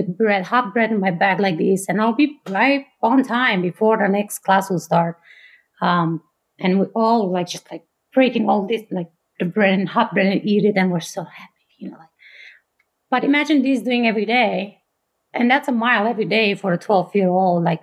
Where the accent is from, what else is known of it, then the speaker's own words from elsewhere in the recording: Bucharest, Romania; English is a second language; moved away as an adult; now in Fort Collins, United States; I grew up in Romania. I was born and raised there.